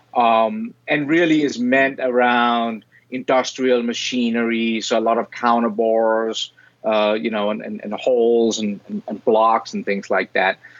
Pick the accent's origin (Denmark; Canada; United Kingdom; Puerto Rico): Denmark; moved away as an adult; now in Rochester, United States; I'm originally from Denmark. That's where the weird accent and, and weird name comes from